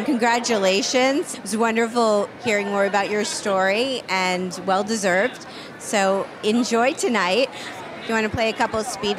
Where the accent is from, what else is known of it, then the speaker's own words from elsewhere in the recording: Miami, Florida, United States; moved away; I grew up in Miami.